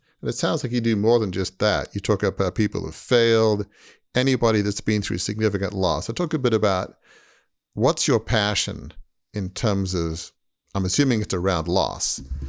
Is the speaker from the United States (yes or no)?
no; Australia; which I grew up in Australia, so all Australians love tennis, obviously.